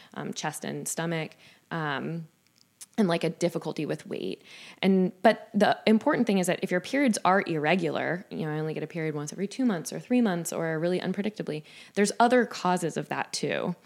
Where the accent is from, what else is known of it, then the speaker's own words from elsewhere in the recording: Jacksonville, Florida, United States; moved away as an adult; now in Saint Louis, United States; my hometown in Jacksonville, Florida